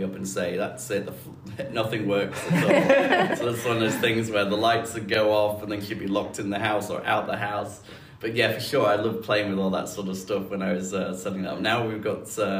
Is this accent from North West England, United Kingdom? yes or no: no; Huddersfield, Yorkshire and the Humber, United Kingdom; moved away; I grew up in the north of England in a town called Huddersfield